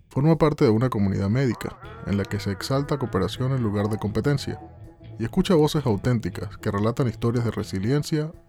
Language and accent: Spanish; Maracaibo, Zulia, Venezuela; now in Canada; Bueno, imagínate, así como tal, maracucho llegando a Canadá